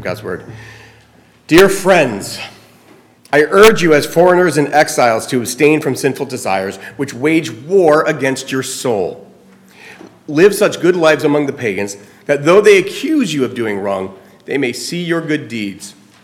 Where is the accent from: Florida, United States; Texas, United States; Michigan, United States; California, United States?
Florida, United States; now in New Jersey, United States; growing up in Florida